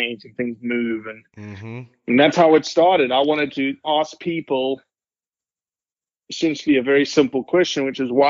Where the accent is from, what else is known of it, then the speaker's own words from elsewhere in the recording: Johannesburg, Gauteng, South Africa; now in United States; I am originally from South Africa, born and raised to a family that steeped in hunting heritage